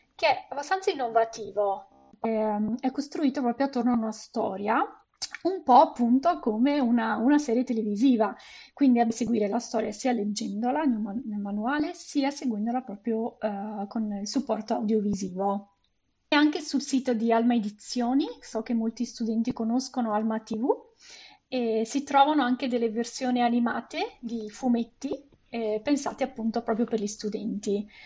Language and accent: Italian; Venice, Veneto, Italy; now in Canada; Sono originaria di Venezia